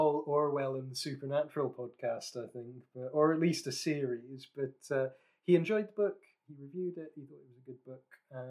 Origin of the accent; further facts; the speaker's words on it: Scotland, United Kingdom; I'm from... You probably can't hear it in my accent, but I'm from Scotland, and God, I could go off on one about where people think I'm from based on how I speak